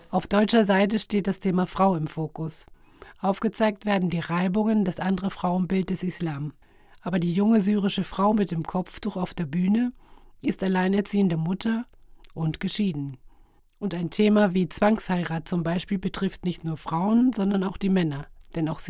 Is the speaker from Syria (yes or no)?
yes; Syria; German is a second language; ich komme aus Syrien.